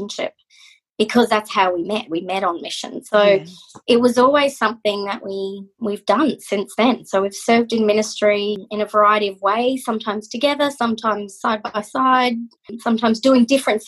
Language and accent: English; Mackay, Queensland, Australia; accent: Aussie; moved away as an adult; also born or lived in Brisbane, Australia; I was born in Mackay, and bred.